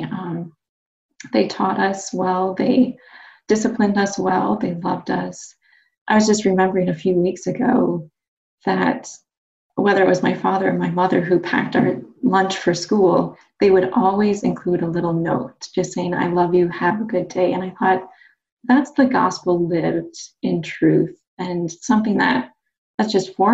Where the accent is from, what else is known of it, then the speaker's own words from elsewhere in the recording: Minneapolis–Saint Paul, Minnesota, United States; also born or lived in Maine; I grew up in the Twin Cities in Minnesota